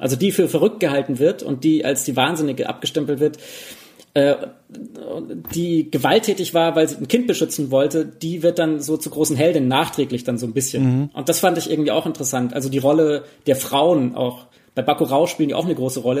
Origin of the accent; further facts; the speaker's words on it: Germany; bei uns in Deutschland